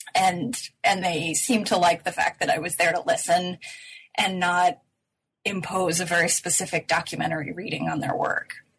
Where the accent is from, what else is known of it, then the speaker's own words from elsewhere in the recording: United States; being American